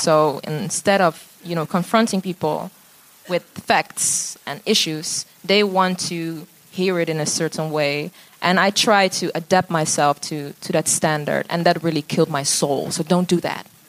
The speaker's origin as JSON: {"language": "English", "country": "Netherlands", "tie": "born or raised there", "said": "growing up in the Netherlands, being black"}